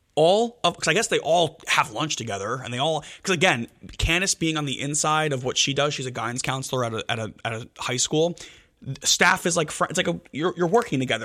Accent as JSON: {"language": "English", "town": "Elmwood Park", "region": "New Jersey", "country": "United States", "said": "I'm from Elmwood Park"}